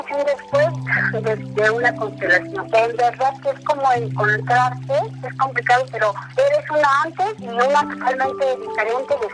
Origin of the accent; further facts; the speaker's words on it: Mexico City, Mexico; eh, soy de Ciudad de México